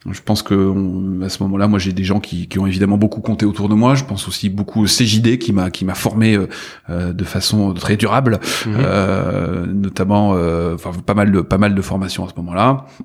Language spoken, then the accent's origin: French; Bordeaux, Nouvelle-Aquitaine, France; also born or lived in Talence; je suis euh, bordelais, je suis né à Talence euh, il y a une quarantaine d'années.